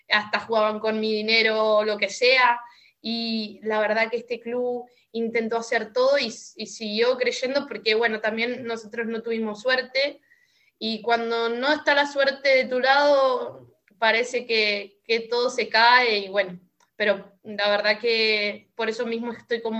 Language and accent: Spanish; Córdoba, Argentina; moved away; porque vengo de Córdoba, una ciudad muchísimo más grande y demás.